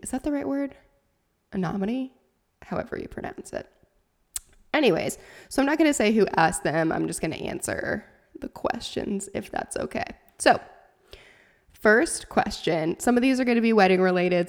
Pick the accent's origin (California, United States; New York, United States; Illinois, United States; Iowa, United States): Iowa, United States; Sac City; moved away; that is my hometown, little town of Shaler, Iowa